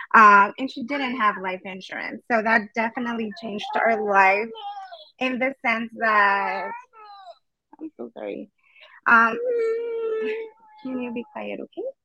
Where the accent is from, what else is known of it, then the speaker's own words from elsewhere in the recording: El Paso, Texas, United States; I was born and raised in El Paso, Texas